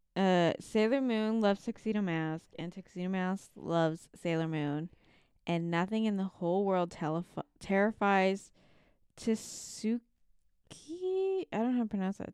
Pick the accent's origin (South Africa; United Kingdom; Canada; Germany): Canada; we grew up in Canada